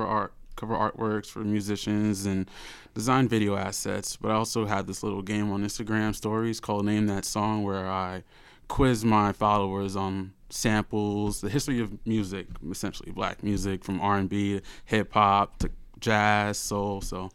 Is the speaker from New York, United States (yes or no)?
yes; New York City, New York, United States; I'm born and raised in Brooklyn.